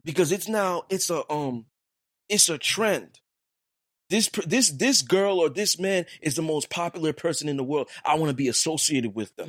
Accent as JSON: {"language": "English", "town": "New York City", "region": "New York", "country": "United States", "said": "I'm from Brooklyn"}